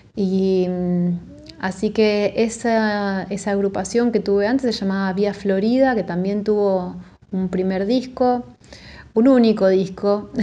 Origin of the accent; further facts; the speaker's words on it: Buenos Aires, Argentina; de la ciudad de Buenos Aires, soy bien porteña.